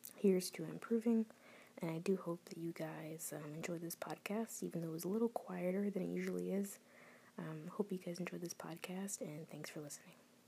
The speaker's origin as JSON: {"language": "English", "region": "Florida", "country": "United States", "tie": "born or raised there", "moved": "as an adult", "lives_now": "New Jersey, United States", "said": "I moved to Florida"}